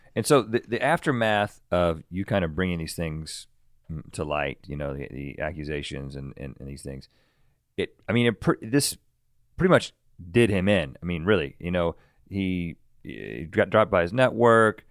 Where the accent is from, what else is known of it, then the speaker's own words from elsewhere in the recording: North Carolina, United States; mid 30s, maybe even older than that now, growing up in North Carolina and surrounded by tobacco fields